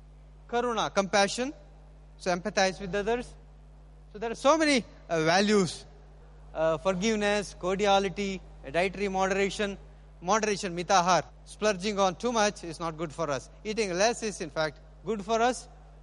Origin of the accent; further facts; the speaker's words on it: India; So we being Indian vegan, we try to avoid that possession.